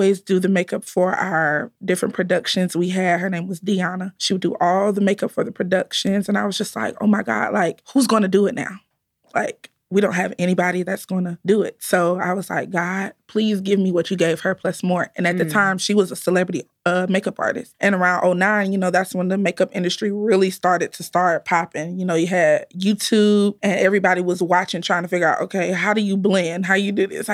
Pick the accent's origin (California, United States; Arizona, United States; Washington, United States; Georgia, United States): Georgia, United States; Riverdale; also born or lived in Atlanta, Georgia; I am born and raised right here from Atlanta, Georgia. I'm 26 years old. I grew up in Riverdale, Georgia